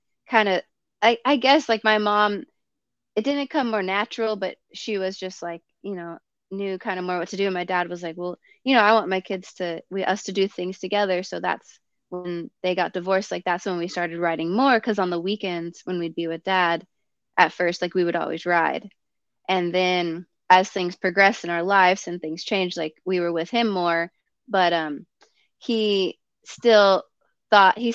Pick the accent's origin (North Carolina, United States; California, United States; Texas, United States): California, United States; Valley Center; moved away as an adult; now in Orange County, United States; Valley Center. I grew up in Valley Center. I grew up in the sticks.